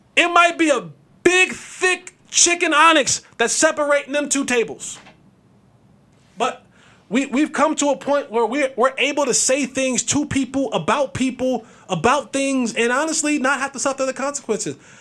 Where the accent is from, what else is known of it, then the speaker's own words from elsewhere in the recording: New Jersey, United States; Growing up in Jersey